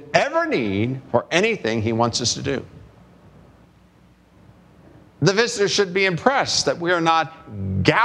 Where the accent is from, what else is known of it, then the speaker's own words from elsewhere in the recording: West Virginia, United States; I'm from West Virginia